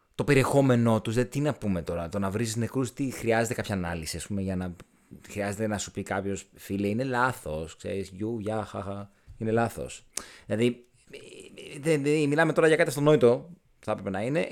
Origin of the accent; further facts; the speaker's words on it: Aigeira, Western Greece, Greece; στο χωριό μου, στην Αιγύρα